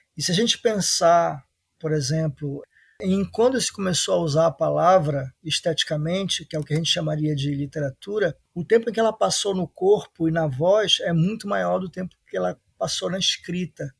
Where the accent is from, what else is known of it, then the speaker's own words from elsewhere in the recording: Belém, Pará, Brazil; eu sou da periferia, do bairro da Marambaia, na capital Belém